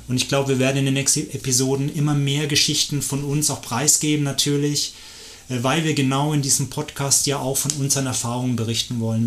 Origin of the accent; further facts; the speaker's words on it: Erlangen, Bavaria, Germany; moved away as an adult; now in Lenzburg, Switzerland; Ich bin in Deutschland geboren